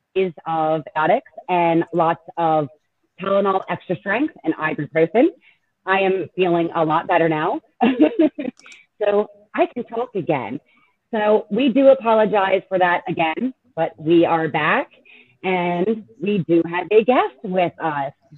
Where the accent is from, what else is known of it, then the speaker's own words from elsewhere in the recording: Pennsylvania, United States; we're both from Pennsylvania and that area